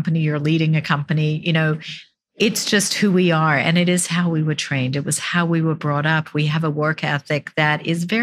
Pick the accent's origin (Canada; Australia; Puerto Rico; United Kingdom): Australia; now in United States; I'm from Australia